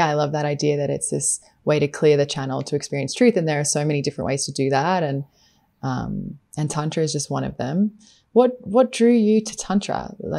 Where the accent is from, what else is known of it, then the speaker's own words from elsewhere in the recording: Queensland, Australia; moved away as an adult; we're both from Queensland, the same state. I left Australia at 18